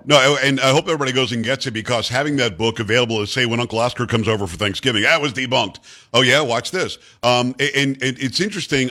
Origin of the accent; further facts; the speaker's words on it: New York, United States; moved away; also born or lived in Michigan; I lived in Michigan eight years, and I'm from New York originally